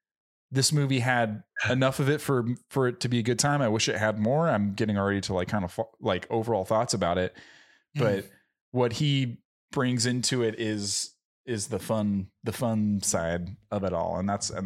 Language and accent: English; United States; I'm sure my Italian heritage probably is screaming in there, like all my Italian ancestors are rolling in their graves when I say that. But like, I'm fucking American.